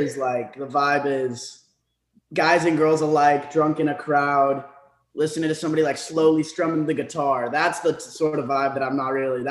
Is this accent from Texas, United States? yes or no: yes; Dallas, Texas, United States; It's the big three, Houston, Austin, Dallas. I'm hailing from Dallas.